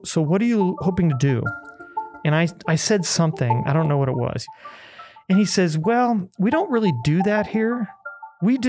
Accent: Omaha, Nebraska, United States; I was born and raised in Omaha, actually. Lived in the same house my entire life growing up

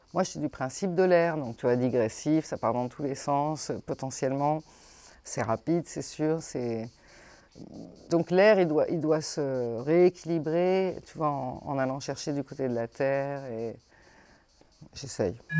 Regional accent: Rouen, Normandy, France; also born or lived in Maisons-Laffitte / Colorgues; now in Vauvert, France; j'ai grandi, figure-toi, en Normandie

